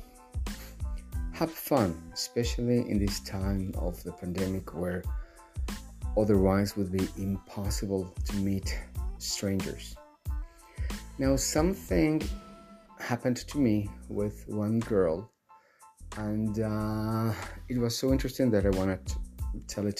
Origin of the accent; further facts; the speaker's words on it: Bolivia; I'm from Bolivia